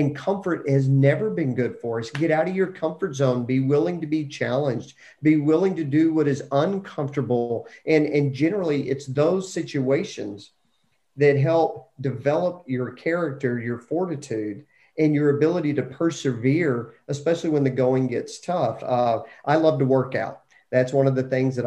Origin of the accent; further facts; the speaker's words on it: Lubbock, Texas, United States; growing up in Lubbock, Texas, you could jump on your bike and just ride wherever you wanted to go.